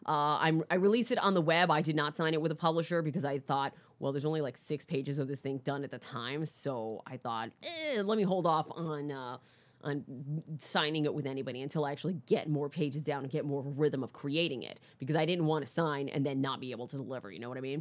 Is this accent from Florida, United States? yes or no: yes; Orlando, Florida, United States; also born or lived in Bronx, New York; I grew up in, uh, Florida